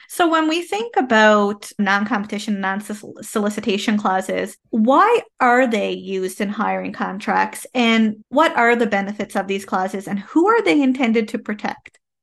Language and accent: English; Canada; I am a Canadian social worker